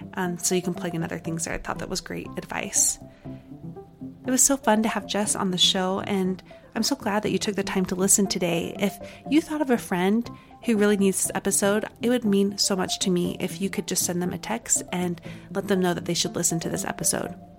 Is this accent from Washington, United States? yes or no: no; Utah, United States; accent: Utah; my Utah accent was coming, like, on full strong there